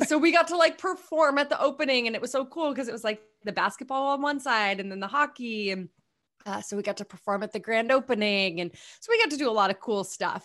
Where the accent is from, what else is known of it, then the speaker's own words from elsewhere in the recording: Hopkinton, New Hampshire, United States; moved away as an adult; also born or lived in Pennsylvania / Connecticut / New York City; I was born in Pennsylvania, but we moved to New Hampshire when I was nine months old. So I can't say born and raised, but raised in New Hampshire